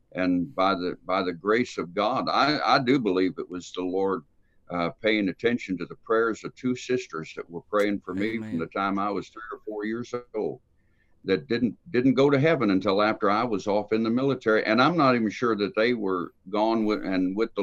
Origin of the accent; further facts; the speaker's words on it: San Francisco, California, United States; I was raised on the West Coast out in San Francisco